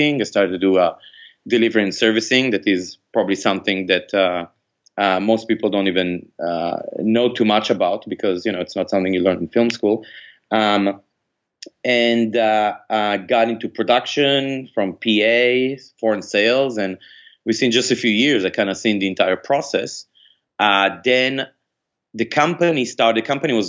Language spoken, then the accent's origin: English; Israel; moved away; I grew up in Israel